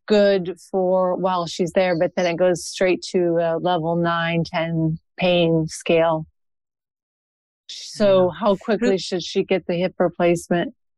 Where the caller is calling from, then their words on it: Mishawaka, Indiana, United States; I'm calling from Mishawaka, Indiana